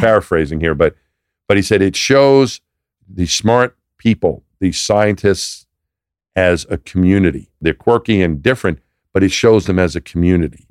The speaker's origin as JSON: {"language": "English", "region": "New York", "country": "United States", "tie": "born or raised there", "moved": "as an adult", "said": "I'm from New York. That's where I'm from."}